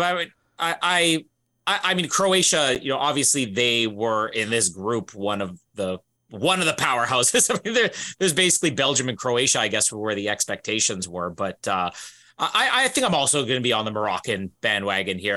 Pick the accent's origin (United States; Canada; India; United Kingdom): Canada; as a Canadian